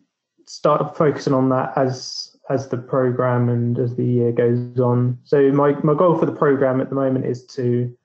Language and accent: English; Basingstoke, South East England, United Kingdom; I'm 38 from Basingstoke in the south of England.